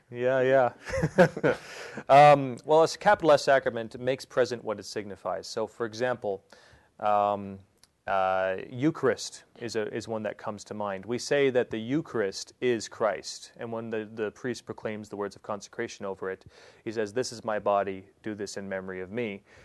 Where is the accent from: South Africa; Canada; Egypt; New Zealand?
Canada; Prince Edward Island; moved away as an adult; also born or lived in England; now in Saskatchewan, Canada; I am born and raised in Prince Edward Island, um, all on the other end of Canada